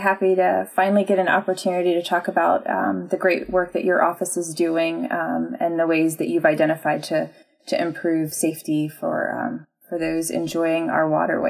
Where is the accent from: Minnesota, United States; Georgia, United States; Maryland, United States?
Maryland, United States; Southern; I grew up in Southern Maryland